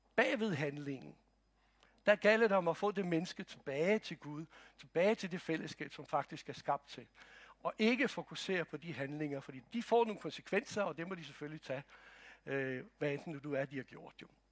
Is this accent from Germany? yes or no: no; Croatia; now in Denmark; Jeg kommer fra Kroatien